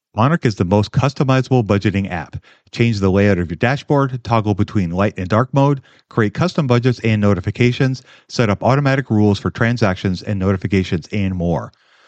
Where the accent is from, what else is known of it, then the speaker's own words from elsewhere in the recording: Minnesota, United States; I'm from Minnesota